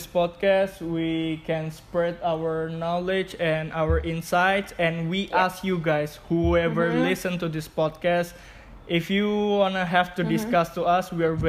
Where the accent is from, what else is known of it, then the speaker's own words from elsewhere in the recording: Indonesia; English is a second language; we're Indonesian